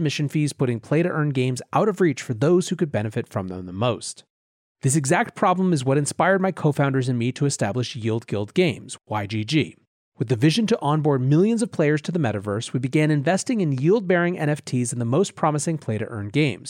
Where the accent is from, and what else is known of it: Philippines; born or raised there; English is a second language